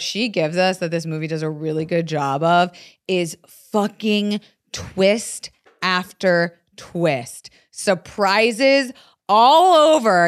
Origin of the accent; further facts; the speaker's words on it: the South, United States; I'm from the South